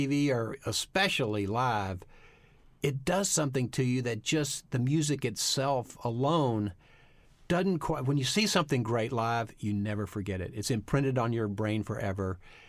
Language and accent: English; Texas, United States; because I grew up in Texas and there were no African Americans in our school. They rode the back of the bus.